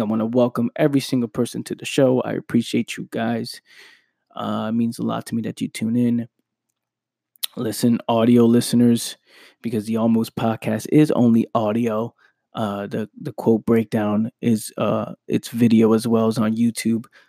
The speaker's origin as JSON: {"language": "English", "town": "New York City", "region": "New York", "country": "United States", "tie": "born or raised there", "said": "growing up in the Bronx, New York"}